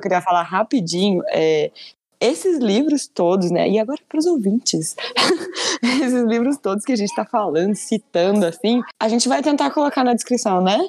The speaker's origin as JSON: {"language": "Portuguese", "country": "Brazil", "said": "enquanto né, brasileiros e brasileiras"}